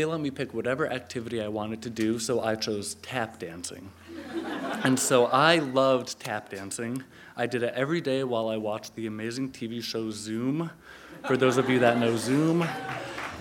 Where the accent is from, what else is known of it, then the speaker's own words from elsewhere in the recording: Connecticut, United States; I'm from Connecticut.